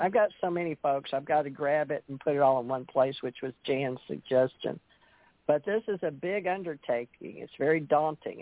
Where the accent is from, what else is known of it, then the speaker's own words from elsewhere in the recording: Houston, Texas, United States; So that was Houston. That's where I'm from